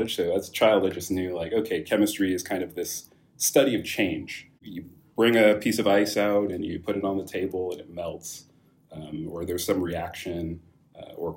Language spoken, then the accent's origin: English; Rohnert Park, California, United States; there weren't many Nigerians in Rona Park where I grew up